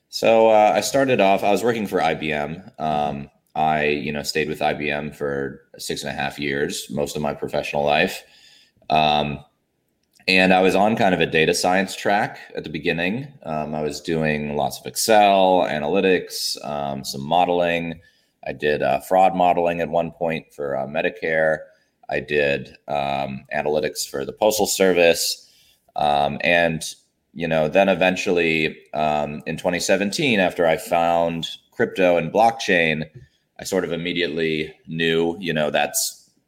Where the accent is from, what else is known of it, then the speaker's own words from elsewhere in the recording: Alabama, United States; moved away as an adult; also born or lived in Washington, D.C.; now in Atlanta, United States; I grew up down south in Alabama, and then you know for school I went up to D.C.